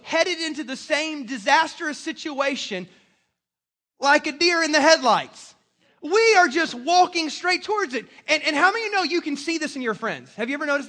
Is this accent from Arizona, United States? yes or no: no; South Carolina, United States; moved away; I'm from South Carolina.